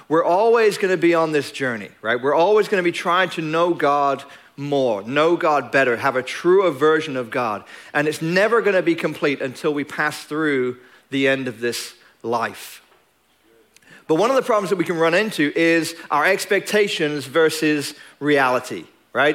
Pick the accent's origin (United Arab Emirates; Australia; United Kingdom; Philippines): United Kingdom; England; now in Longview, United States; I'm English